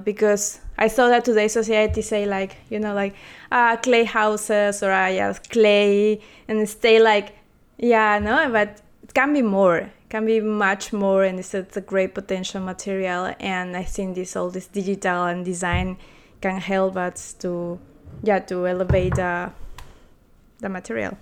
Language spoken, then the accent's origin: English; Peru; moved away as an adult; also born or lived in Chile; now in Berlin, Germany; I'm from Peru, and I study product